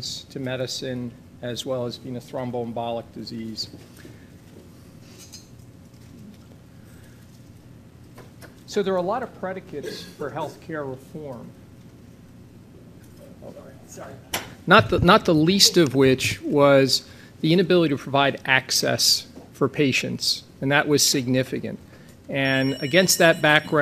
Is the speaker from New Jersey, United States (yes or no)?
yes; New Jersey, United States; I'm from New Jersey